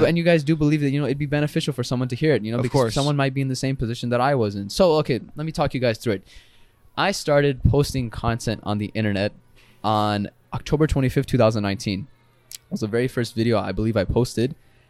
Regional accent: Pakistan; I made cool videos, like, you know, about being Pakistani, some very stereotypical videos

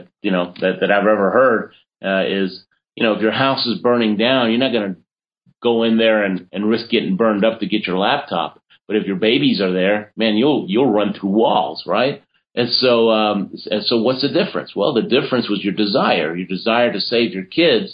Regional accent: Argentina; moved away; I was born in Argentina, and so I competed for Argentina

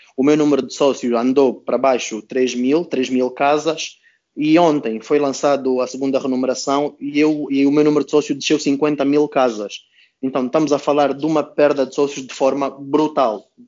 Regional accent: Angola; enquanto angolano

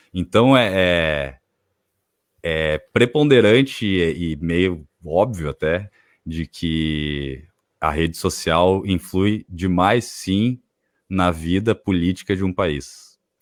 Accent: Brazil; porque eu moro aqui, eu sou brasileiro

